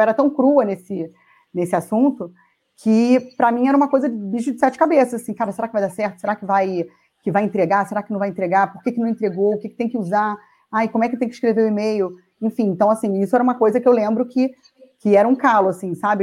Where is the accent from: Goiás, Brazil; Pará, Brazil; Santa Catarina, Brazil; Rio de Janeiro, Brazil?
Rio de Janeiro, Brazil; moved away as an adult; now in Jundiaí, Brazil; eu sou carioca, né? Sempre morei no Rio.